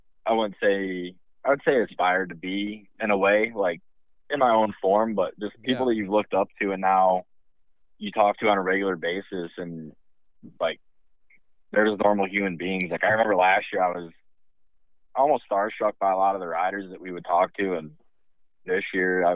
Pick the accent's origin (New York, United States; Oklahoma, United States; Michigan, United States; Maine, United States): Michigan, United States; moved away as an adult; now in North Carolina, United States; I grew up in Michigan